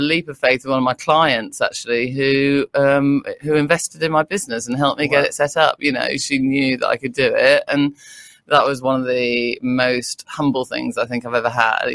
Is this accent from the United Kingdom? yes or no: yes; Derbyshire, East Midlands, United Kingdom; moved away as an adult; also born or lived in London / Surrey; now in Brighton, United Kingdom; I'm from Derbyshire originally.